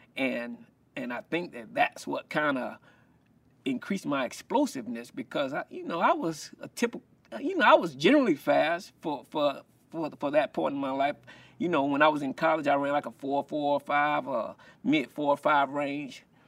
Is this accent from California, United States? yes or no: no; Columbia, South Carolina, United States; growing up in Columbia, South Carolina